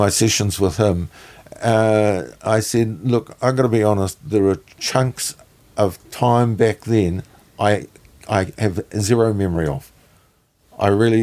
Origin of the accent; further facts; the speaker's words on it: New Zealand; I'm obviously Kiwi